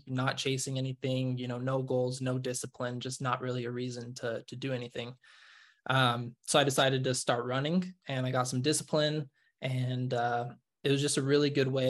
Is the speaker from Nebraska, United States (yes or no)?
no; Nevada, United States; moved away as an adult; now in Utah, United States; I grew up in Nevada, but I moved out here to Utah to go to school.